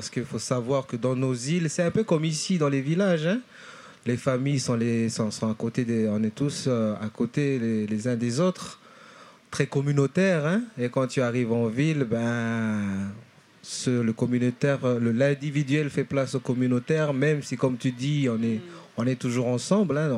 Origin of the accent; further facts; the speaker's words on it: Lifou, Loyalty Islands Province, New Caledonia; also born or lived in Nouméa; Je viens de l'île de Lifou, en Nouvelle-Calédonie, d'un clan et dont je suis chef.